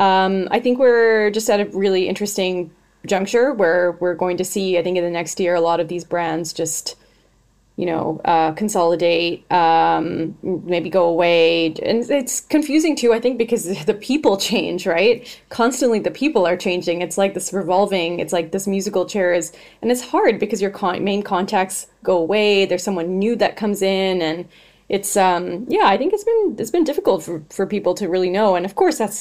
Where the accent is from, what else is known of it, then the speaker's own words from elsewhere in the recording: Canada; I'm Canadian